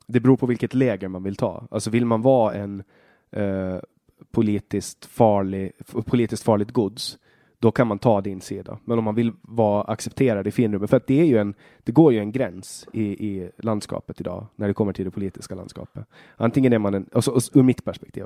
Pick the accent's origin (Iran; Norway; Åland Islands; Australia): Åland Islands; also born or lived in Finland / Sweden; jag är ju inte svensk, utan jag är från, från Åland